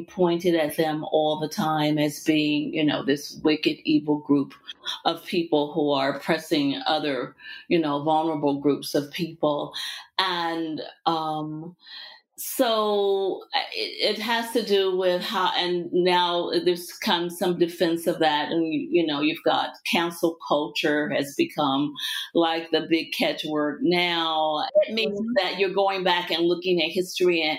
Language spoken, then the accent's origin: English; Virginia, United States; also born or lived in Richmond, Virginia; I'm from the South. I'm from Virginia. I spent a lot of time in Richmond, Virginia